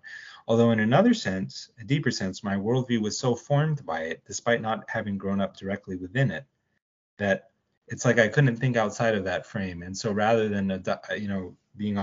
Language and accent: English; Dallas, Texas, United States; I was raised in Texas. I was raised in East Dallas